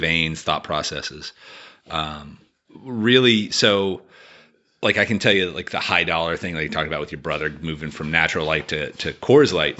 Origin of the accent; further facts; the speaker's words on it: Appalachia, United States; growing up in Appalachia